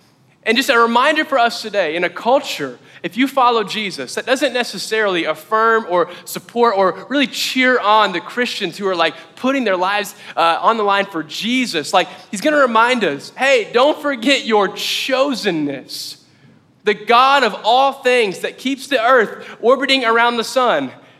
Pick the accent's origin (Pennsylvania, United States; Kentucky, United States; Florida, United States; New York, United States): Kentucky, United States; Mayfield; also born or lived in Paris, Tennessee; I was born in Paris, Tennessee, so I'm from there. But my developmental years really happened in Mayfield, Kentucky.